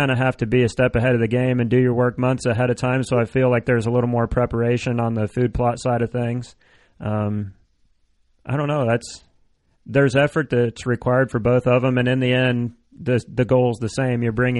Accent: Illinois, United States; Well, I'm from Illinois

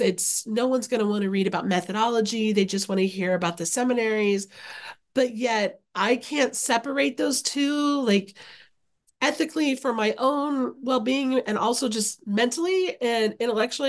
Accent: Okarche, Oklahoma, United States; now in Oxford, Ohio, United States; I grew up in a very small town in Oklahoma. So shout out to Okarchi, Oklahoma, which is Central Oklahoma

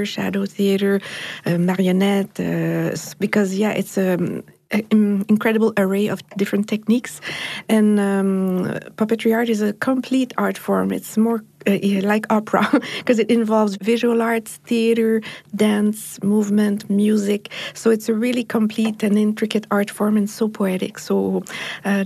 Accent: Montreal, Quebec, Canada; I come from Montreal in Canada

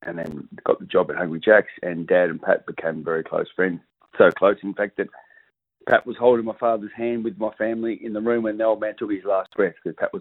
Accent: Perth, Western Australia, Australia; also born or lived in Adelaide; So I grew up in Perth, and we moved to Adelaide for 6 years because the old boy got transferred over there for work. We came back when I was about 8 years old and grew up in Doubleview

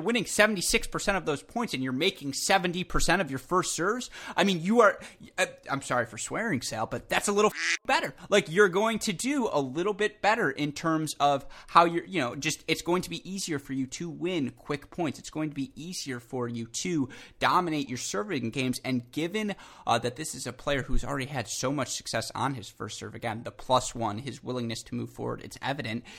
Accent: Michigan, United States; I'm from Michigan.

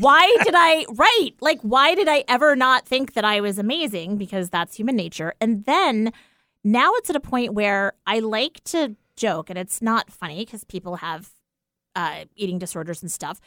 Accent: East Coast, United States; now in Pacific Northwest, United States; growing up on the East Coast, it was always sneakers, not, like, tennis shoes.

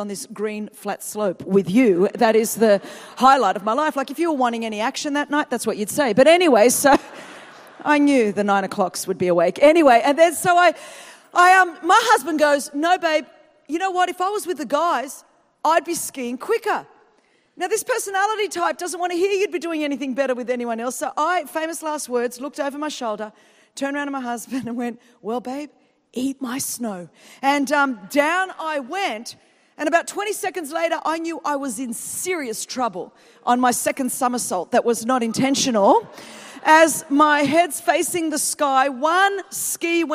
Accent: Sydney, New South Wales, Australia; I'm come from Sydney, Australia

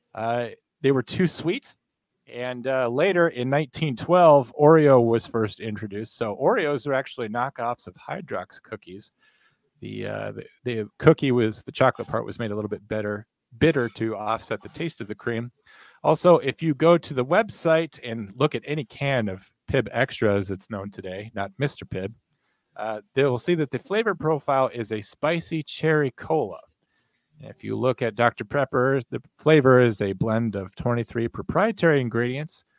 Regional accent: United States; I'm from America

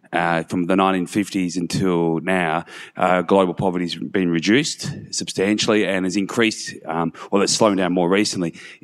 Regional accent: Australia; I'm from Australia.

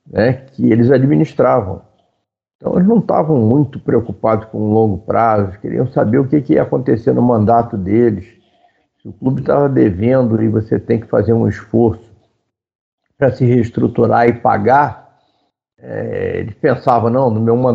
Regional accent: Rio de Janeiro, Brazil; Nós fomos criados na Tijuca, né? E depois eu fui morar na Barra

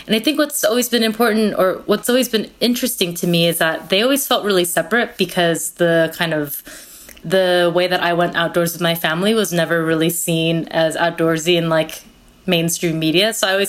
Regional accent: California, United States; also born or lived in Korea; My family immigrated from Korea to the United States when I was 4 and a half, and I grew up in California, and so my family went camping all the time.

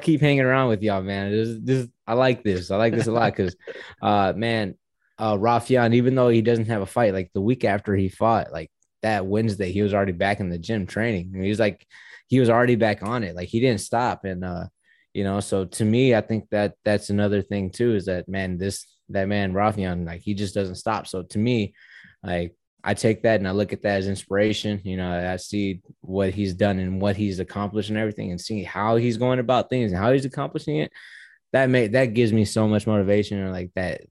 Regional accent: Houston, Texas, United States; I'm from Houston. I'm in Houston too.

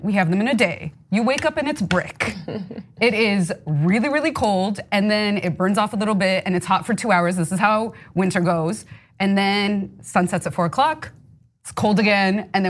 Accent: Los Angeles, California, United States; Because I'm from LA, born and raised in Southern California, and we do get rain, unfortunately, so I'm aware of that.

